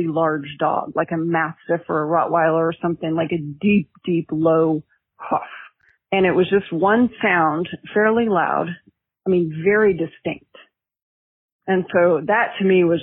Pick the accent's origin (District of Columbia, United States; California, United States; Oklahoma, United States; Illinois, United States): Oklahoma, United States; moved away as an adult; growing up in Oklahoma, that I was still in Oklahoma